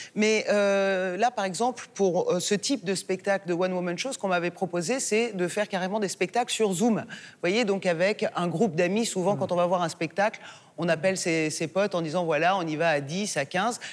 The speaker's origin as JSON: {"language": "French", "country": "France", "also_born_or_lived": "Iran (ancestry)", "said": "en tant que française d'origine iranienne"}